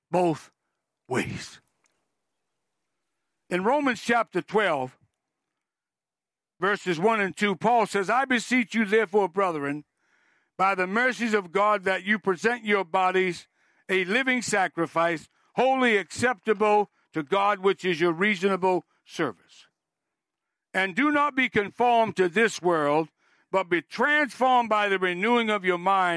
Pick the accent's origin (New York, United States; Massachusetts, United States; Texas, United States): Massachusetts, United States; moved away; I'm from Massachusetts